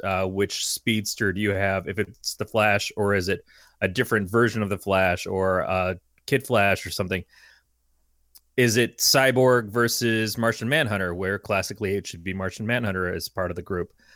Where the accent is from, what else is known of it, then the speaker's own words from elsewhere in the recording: United States; being an American